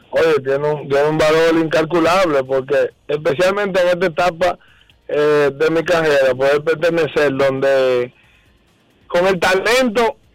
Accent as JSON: {"language": "Spanish", "country": "Dominican Republic", "said": "yo soy dominicano"}